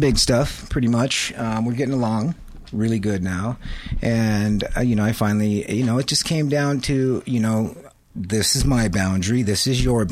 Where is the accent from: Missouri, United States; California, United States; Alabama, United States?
California, United States; La Habra Heights; I grew up in La Habra Heights.